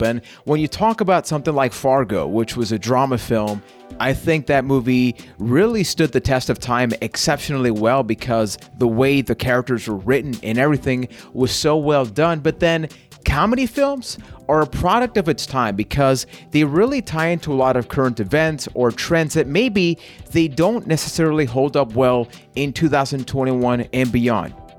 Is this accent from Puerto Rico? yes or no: yes; San Juan, Puerto Rico; I am from San Juan, Puerto Rico.